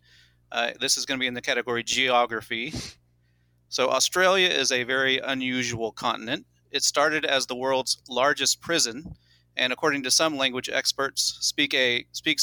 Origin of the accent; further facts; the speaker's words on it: Enid, Oklahoma, United States; I'm from Enid, Oklahoma, and I am a teacher